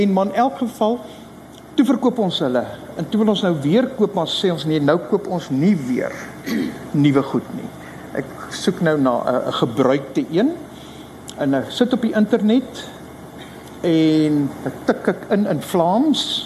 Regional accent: Rooi Els, Western Cape, South Africa; also born or lived in Belgium; ek is van Suid-Afrika

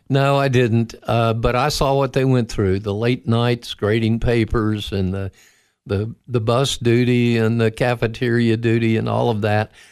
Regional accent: Florida, United States; also born or lived in -; But I grew up after we moved to Florida while I was at 14. I, I grew up near the Kennedy Space Center.

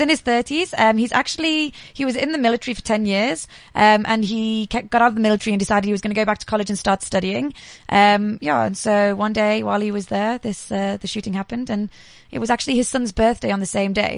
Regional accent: England, United Kingdom; now in South Africa; I'm from England, so I know that I can stand the cold

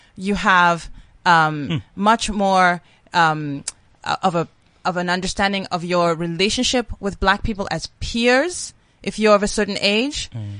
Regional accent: South Africa; I am a South African

